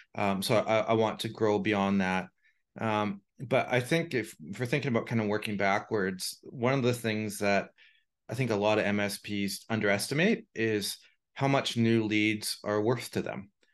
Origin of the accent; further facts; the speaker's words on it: Canada; being Canadian